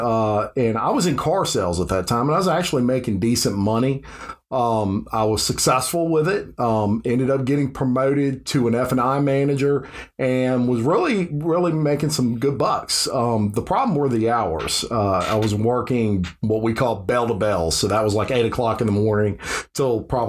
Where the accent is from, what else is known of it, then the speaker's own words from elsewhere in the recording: Baton Rouge, Louisiana, United States; I was born in Baton Rouge, Louisiana